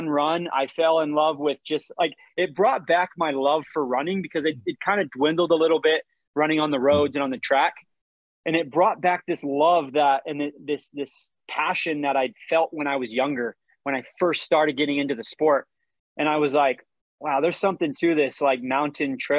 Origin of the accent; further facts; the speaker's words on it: St. George, Utah, United States; I grew up in St. George, Utah.